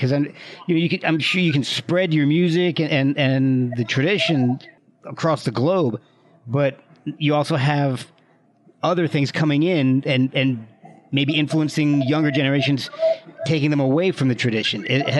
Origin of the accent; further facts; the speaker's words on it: New Jersey, United States; also born or lived in Alabama; now in Virginia, United States; I'm Irish. Catholic from New Jersey down to Alabama and now in Virginia. So I have no French, no Cajun in me.